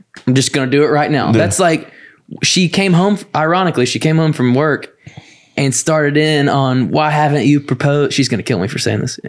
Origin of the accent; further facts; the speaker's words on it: Haleyville, Alabama, United States; I'm from Haleyville.